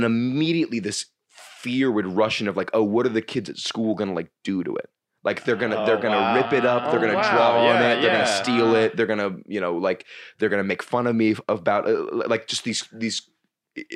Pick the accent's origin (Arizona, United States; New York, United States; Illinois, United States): New York, United States; New York City; growing up in New York where you just see fucking horrible shit all the time